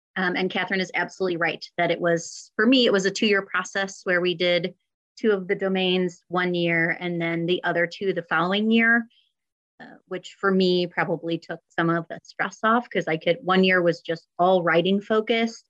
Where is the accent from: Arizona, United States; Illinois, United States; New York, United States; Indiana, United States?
Illinois, United States; St. Charles; I am also a D303 alum. So I went all K through 12 in the district as well